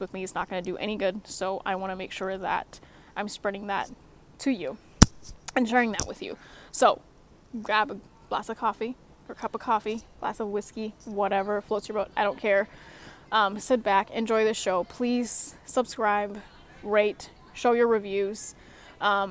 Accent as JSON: {"language": "English", "country": "Singapore", "moved": "yes", "lives_now": "Alaska, United States", "said": "Coming from Singapore, yes, I'm from Singapore."}